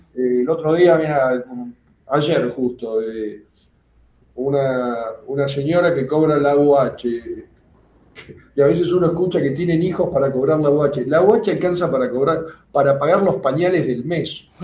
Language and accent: Spanish; Buenos Aires, Argentina; soy de, me crié en el, en Plaza Italia